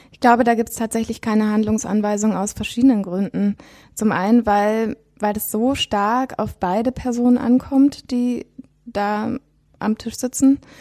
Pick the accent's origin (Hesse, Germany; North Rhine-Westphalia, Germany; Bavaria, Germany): North Rhine-Westphalia, Germany; Witten; moved away as an adult; also born or lived in Bochum; now in Berlin, Germany; in Bochum geboren und in Witten die meiste Zeit aufgewachsen. Ähm, und dann seit ich 20 bin, bin ich in Berlin.